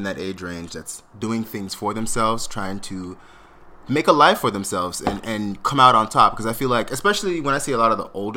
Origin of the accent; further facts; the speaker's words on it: South Florida, United States; I grew up in South Florida, so for me it was Galaxy Skating Rink